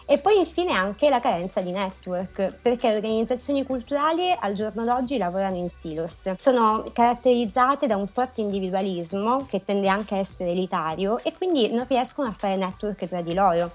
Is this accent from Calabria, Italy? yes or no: yes; Reggio Calabria, Calabria, Italy; now in Milan, Italy; Io vengo da Reggio Calabria